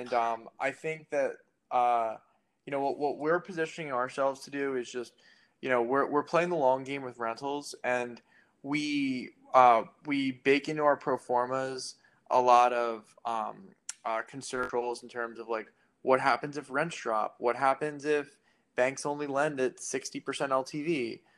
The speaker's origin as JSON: {"language": "English", "country": "United States", "tie": "born or raised there", "moved": "as an adult", "lives_now": "Philadelphia, United States", "said": "I grew up an hour outside of Philly"}